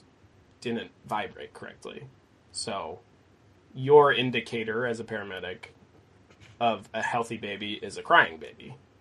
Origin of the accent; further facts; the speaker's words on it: Maine, United States; Born and raised in Maine